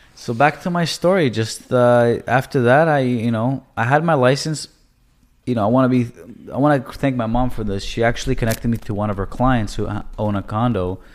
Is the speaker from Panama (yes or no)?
no; Toronto, Ontario, Canada; moved away as an adult; also born or lived in Israel; now in United States; I was born in Israel. Um, I moved to Canada early on, I would say, you know, around six years old. And I grew up in Toronto